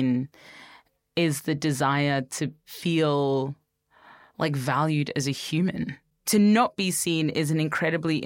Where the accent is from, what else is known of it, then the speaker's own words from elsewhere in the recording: Brisbane, Queensland, Australia; I was growing up in Brisbane in the 90s and 2000s.